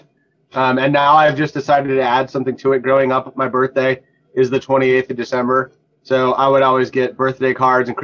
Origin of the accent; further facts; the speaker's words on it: North Dakota, United States; moved away as an adult; I grew up in North Dakota